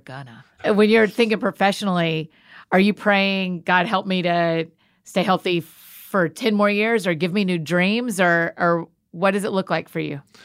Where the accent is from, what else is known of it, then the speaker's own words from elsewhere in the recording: Atlanta, Georgia, United States; I grew up in Atlanta, so I was a Hawks fan